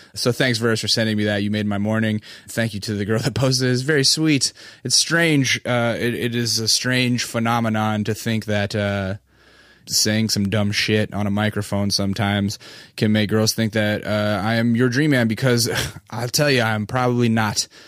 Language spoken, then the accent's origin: English; Alaska, United States; moved away; I'm from Alaska